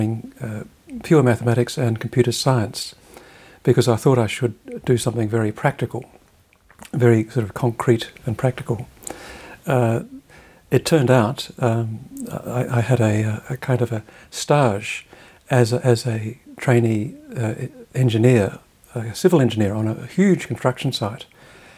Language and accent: English; Australia; moved away as an adult; I was going to primary school in the 60s, secondary school in the 70s.